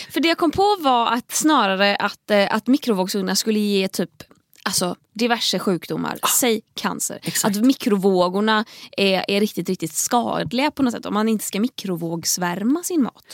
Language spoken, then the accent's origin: Swedish; Tahult, Västra Götaland, Sweden; Hemma i Tahult så hade vi en lång hylla med VHS-filmer